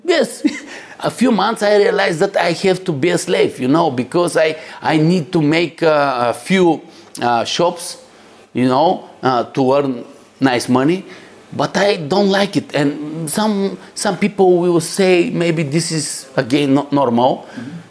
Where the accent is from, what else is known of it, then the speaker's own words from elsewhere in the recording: Bulgaria; I'm coming from Bulgaria, guys. it is a very nice, beautiful country